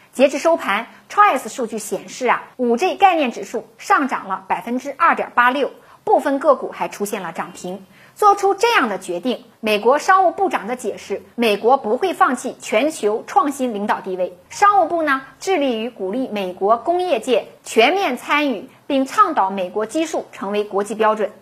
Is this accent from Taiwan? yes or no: no; China; 作为中国人